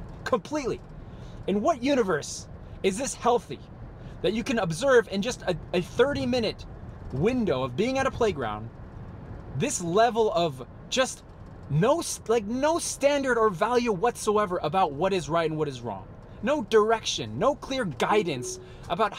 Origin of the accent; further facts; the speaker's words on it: United States; I'm American through and through, born, raised, and bred here in the United States